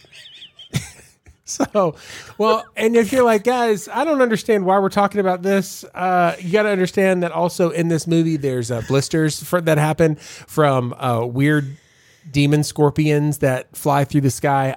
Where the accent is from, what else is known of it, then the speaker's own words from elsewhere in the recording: Savannah, Georgia, United States; I'm from Savannah